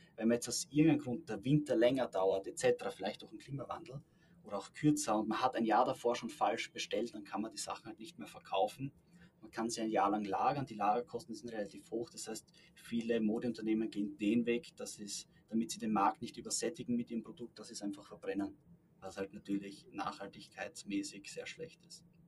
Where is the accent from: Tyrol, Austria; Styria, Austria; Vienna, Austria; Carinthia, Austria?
Styria, Austria; Also ich komme selbst aus der Steiermark